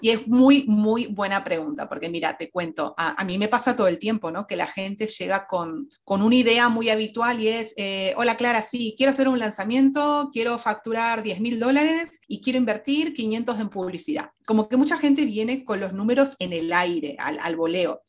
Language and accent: Spanish; Argentina; moved away as an adult; now in Madrid, Spain; soy argentina, pero actualmente vivo en Madrid ya desde hace dos años